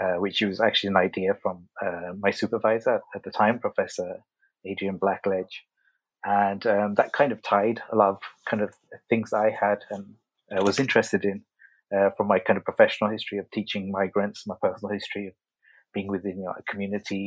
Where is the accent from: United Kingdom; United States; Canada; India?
United Kingdom; Birmingham, West Midlands; moved away as an adult; now in Catalonia, Spain; I'm from Birmingham in England, which is the second biggest city in England. And my parents came over from Pakistan.